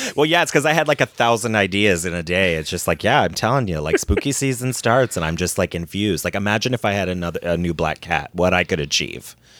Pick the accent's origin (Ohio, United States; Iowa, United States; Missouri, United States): Ohio, United States; growing up in Ohio